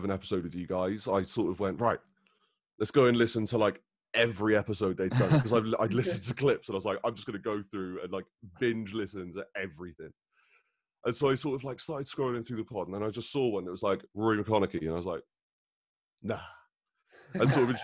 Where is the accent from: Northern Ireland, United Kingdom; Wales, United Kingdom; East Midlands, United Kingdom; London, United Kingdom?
Wales, United Kingdom; Barry; also born or lived in Canterbury; Born and raised in Wales